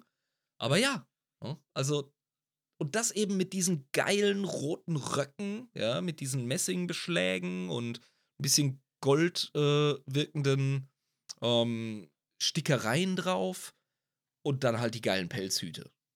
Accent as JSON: {"language": "German", "town": "Ludwigshafen", "region": "Rhineland-Palatinate", "country": "Germany", "said": "ich komme aus Ludwigshafen am Rhein"}